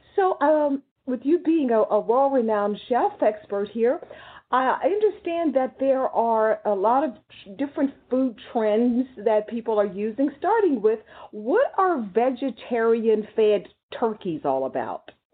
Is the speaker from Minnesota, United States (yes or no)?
no; Texas, United States; I grew up in Texas where I have relatives who hunt deer and rabbits, wild rabbits and stuff